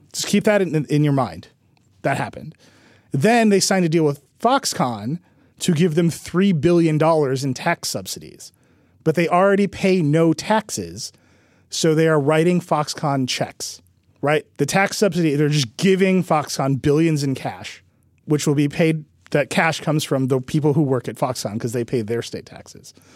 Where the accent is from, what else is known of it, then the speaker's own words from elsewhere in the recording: Mount Pleasant, Wisconsin, United States; now in New York, United States; I'm from Racine. And further, in a, a village in Racine County called Mount Pleasant, which is where my house is. Okay, so that's where I grew up.